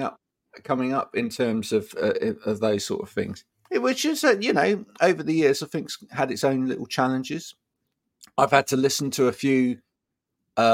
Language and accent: English; Bedfordshire, East of England, United Kingdom; now in Chard, United Kingdom; I grew up in Bedfordshire, which in the UK, growing up, that was one of the most multicultural parts of the UK.